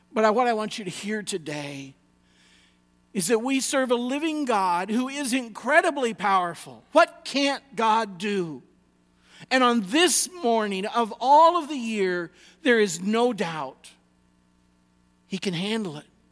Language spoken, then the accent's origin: English; United States